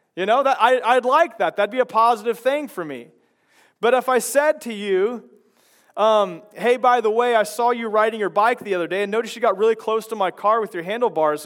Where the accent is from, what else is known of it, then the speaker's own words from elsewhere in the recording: Chicago, Illinois, United States; now in Lynden; I come from Chicago